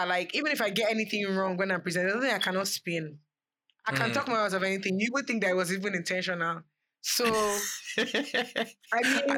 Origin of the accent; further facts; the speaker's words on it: Abuja, Federal Capital Territory, Nigeria; moved away; I grew up in Abuja